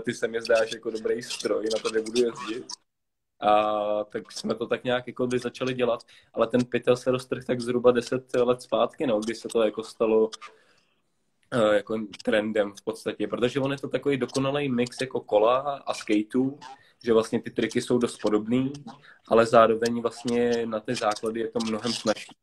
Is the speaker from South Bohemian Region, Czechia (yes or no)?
no; Prague, Czechia; jsem Pražák celý život